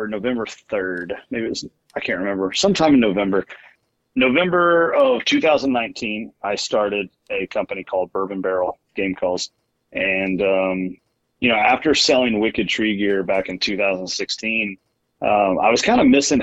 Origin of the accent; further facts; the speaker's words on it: Kentucky, United States; now in Iowa, United States; growing up in Kentucky.